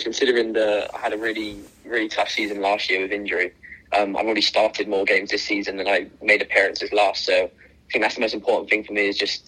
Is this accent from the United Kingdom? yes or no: yes; Bristol, South West England, United Kingdom; moved away; I'm from Bristol